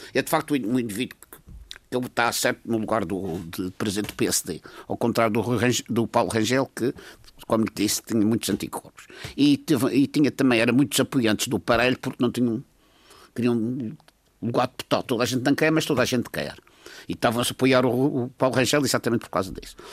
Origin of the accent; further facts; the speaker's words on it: Madeira, Portugal; eu sou madeirense, tenho muito orgulho em ser madeirense